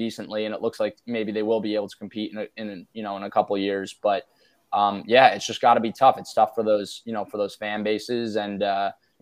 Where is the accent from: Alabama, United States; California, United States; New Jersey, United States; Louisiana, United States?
New Jersey, United States; I grew up in New Jersey and I grew up following the Mets